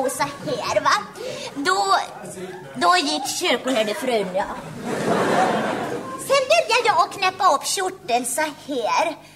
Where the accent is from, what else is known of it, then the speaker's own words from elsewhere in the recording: Västra Götaland, Sweden; born there; Det är nämligen så att jag hade en väldigt svår dialekt att arbeta bort. Ja, det är nämligen så att jag är född i Västergötland